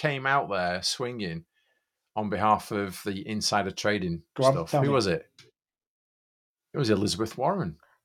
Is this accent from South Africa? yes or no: no; United Kingdom; I'm British.